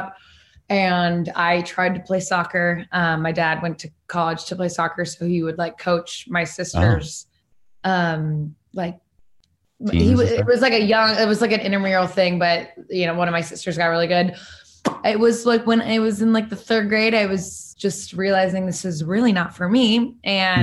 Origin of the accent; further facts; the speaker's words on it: Phoenix, Arizona, United States; moved away as an adult; also born or lived in Boston / California; now in New York City, United States; Born and raised Phoenix, Arizona